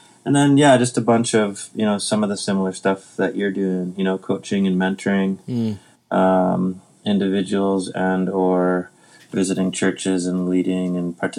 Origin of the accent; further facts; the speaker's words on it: Winnipeg, Manitoba, Canada; now in Vernon, Canada; growing up in Winnipeg